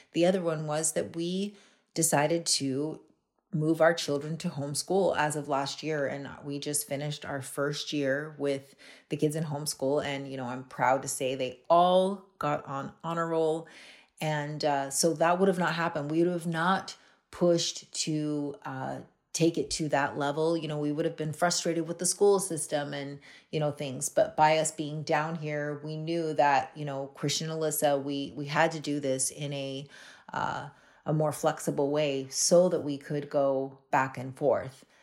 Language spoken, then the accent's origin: English; Hawaii, United States; also born or lived in West Palm Beach, Florida; now in Canada; I'm originally, I, I grew up in Hawaii